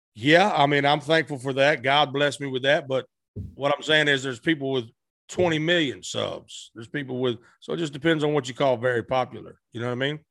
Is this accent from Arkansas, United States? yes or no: yes; Blytheville, Arkansas, United States; also born or lived in Tennessee / West Memphis, Arkansas; I was born in Tennessee, raised in Arkansas